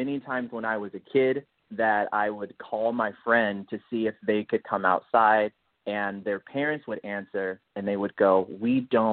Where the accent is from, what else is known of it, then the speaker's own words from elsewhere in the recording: Detroit, Michigan, United States; moved away as an adult; now in California, United States; I was born and raised in Detroit, Michigan, and I moved out to California 8 years ago